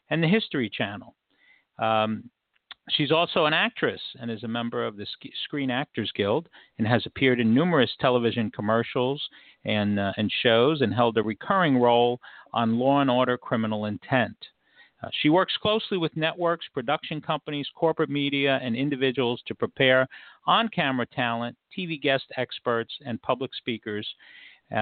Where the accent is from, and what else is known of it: New York City, New York, United States; born or raised there